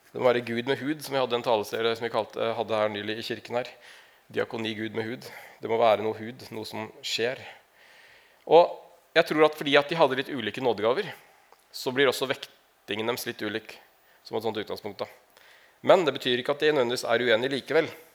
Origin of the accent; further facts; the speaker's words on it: Larvik, Vestfold, Norway; jeg kommer fra Larvik, egentlig. Ikke fra Narvik